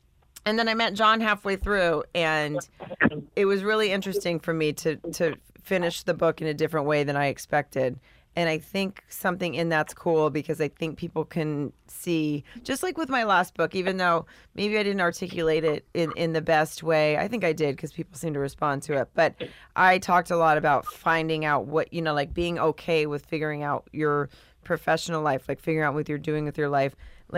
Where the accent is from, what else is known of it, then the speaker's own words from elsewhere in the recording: the South, United States; And I'm from the South, so I was supposed to be married at, you know, 20